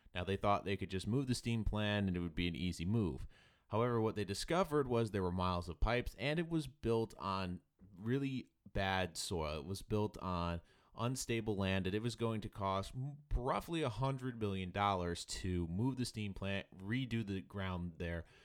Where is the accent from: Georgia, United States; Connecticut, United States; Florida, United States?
Connecticut, United States; I'm from Connecticut